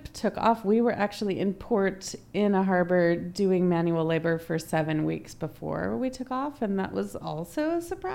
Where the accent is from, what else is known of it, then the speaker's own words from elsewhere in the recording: United States; also born or lived in Cayman Islands; an American woman